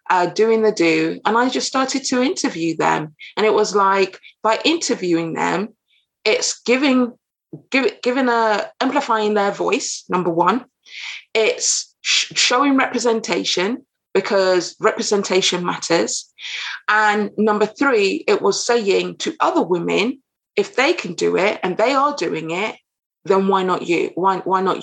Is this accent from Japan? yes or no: no; United Kingdom; also born or lived in Caribbean (ancestry); now in London, United Kingdom; I'm based in London, UK, I'm British, of Caribbean descent